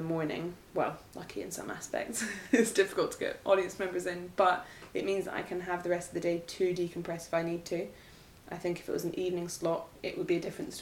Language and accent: English; Edinburgh, Scotland, United Kingdom; moved away; I grew up in Edinburgh